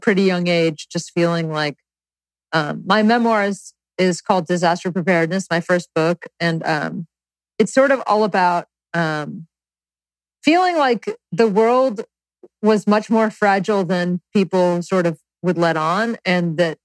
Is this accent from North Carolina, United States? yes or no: yes; North Carolina, United States; growing up in the South in North Carolina